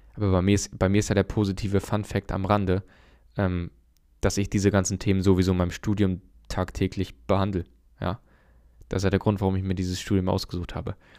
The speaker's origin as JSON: {"language": "German", "country": "Germany", "said": "bei uns in Deutschland"}